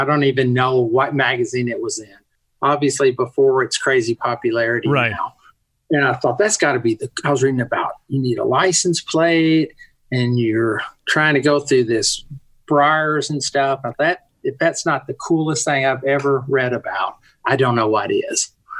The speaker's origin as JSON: {"language": "English", "region": "Western Kentucky", "country": "United States", "tie": "born or raised there", "said": "I grew up in Western Kentucky"}